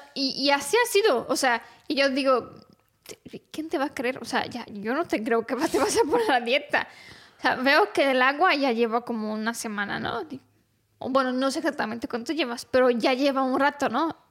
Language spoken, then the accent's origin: Spanish; Romania; yo que soy rumana